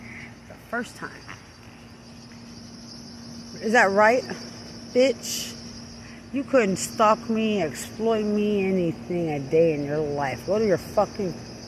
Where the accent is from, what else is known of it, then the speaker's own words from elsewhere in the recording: Lubbock, Texas, United States; Because I'm from Lubbock.